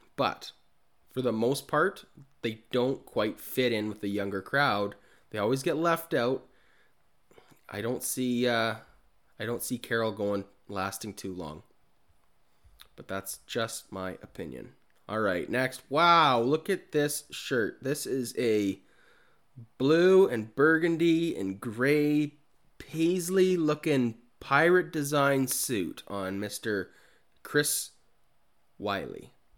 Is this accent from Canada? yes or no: yes; Kamloops, British Columbia, Canada; my hometown, Kamloops